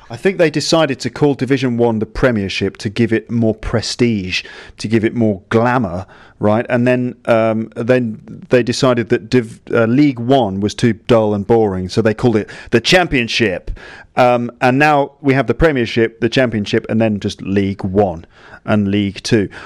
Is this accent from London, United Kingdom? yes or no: yes; London, United Kingdom; I grew up in London